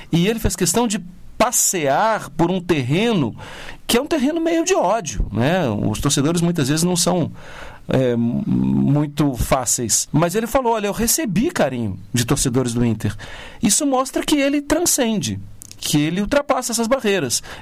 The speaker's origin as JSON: {"language": "Portuguese", "town": "Belo Horizonte", "region": "Minas Gerais", "country": "Brazil", "said": "eu venho de uma cidade que é muito polarizada, eu venho de Belo Horizonte"}